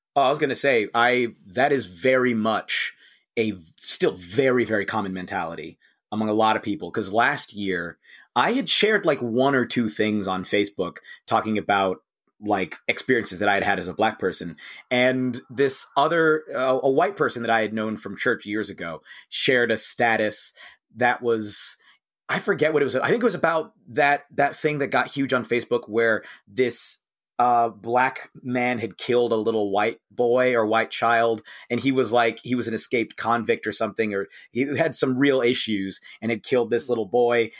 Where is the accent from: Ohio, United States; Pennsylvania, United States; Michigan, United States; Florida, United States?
Ohio, United States; Cincinnati; I'm from Cincinnati